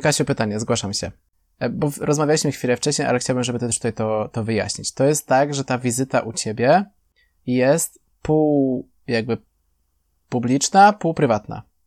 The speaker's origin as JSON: {"language": "Polish", "country": "Poland", "said": "U nas chyba w Polsce"}